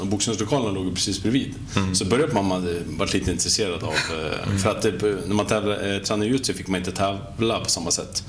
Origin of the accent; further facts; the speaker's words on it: Katrineholm, Södermanland, Sweden; född och uppvuxen i Katrineholm